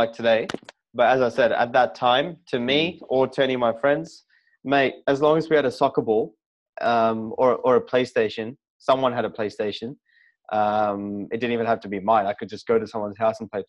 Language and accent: English; Port Moresby, National Capital District, Papua New Guinea; moved away; I was literally coming from Port Moresby